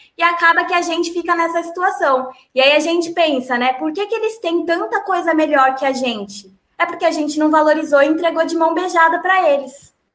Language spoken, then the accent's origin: Portuguese; São Paulo, Brazil; eu tenho família no interior de Minas Gerais e eu cresci em São Paulo capital.